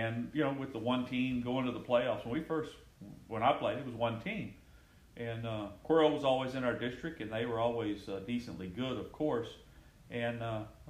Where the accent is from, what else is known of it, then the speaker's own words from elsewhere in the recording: Gonzales, Texas, United States; I grew up real close to here, Schulenburg, in Gonzales, Texas, and went to high school there